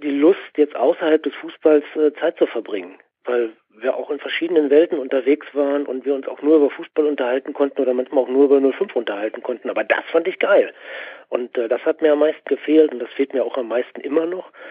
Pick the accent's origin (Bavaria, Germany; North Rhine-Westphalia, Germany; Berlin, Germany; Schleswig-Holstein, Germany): North Rhine-Westphalia, Germany; Und ich komme aus dem Pott, ich weiß da ein bisschen Bescheid.